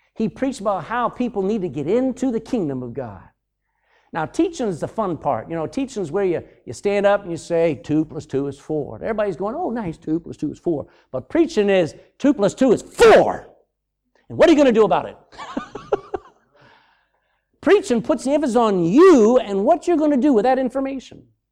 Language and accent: English; United States; moved away; I'm American